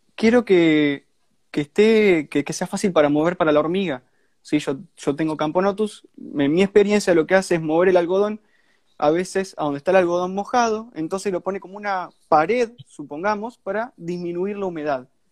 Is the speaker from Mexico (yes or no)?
no; Santa Fe, Argentina; Yo soy de Argentina, soy de Santa Fe, es una provincia de Argentina, está muy cerca de Buenos Aires. Eh, y bueno, de ahí viene el acento